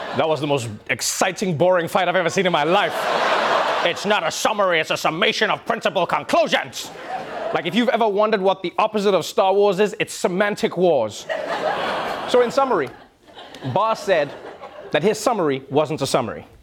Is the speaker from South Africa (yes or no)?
yes; South Africa